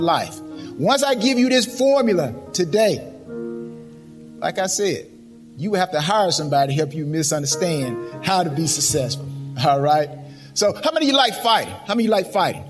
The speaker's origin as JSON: {"language": "English", "town": "LaGrange", "region": "Georgia", "country": "United States", "tie": "born or raised there", "said": "I'm from LaGrange, Georgia. So I'm a Georgia native. Georgia native. Yes. Homegrown, as they say"}